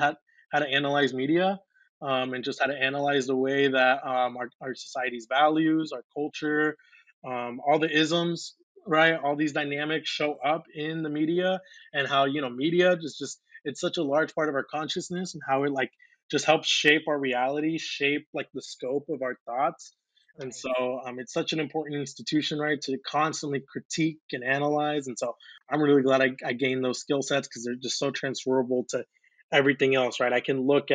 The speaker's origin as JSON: {"language": "English", "town": "Lafayette", "region": "Indiana", "country": "United States", "tie": "born or raised there", "also_born_or_lived": "Tlaltenango, Zacatecas, Mexico / Colotlán, Jalisco, Mexico", "said": "we voyaged to Lafayette, Indiana, and that is where I grew up since I was three"}